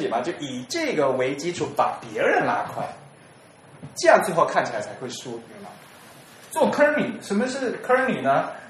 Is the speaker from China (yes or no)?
yes; China; 因为我们都是中国人，大家都对这个，其实中国人写字很厉害的